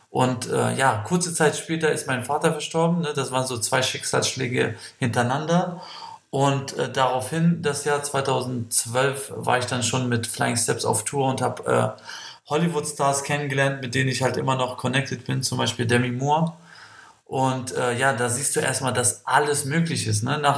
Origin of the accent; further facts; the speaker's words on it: Kosovo; Ich komme aus dem Kosovo, äh, habe acht Geschwister.